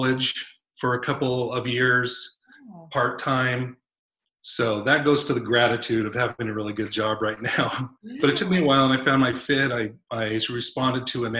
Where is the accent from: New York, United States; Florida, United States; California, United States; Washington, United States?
Washington, United States; Seattle; I grew up mainly in the Seattle area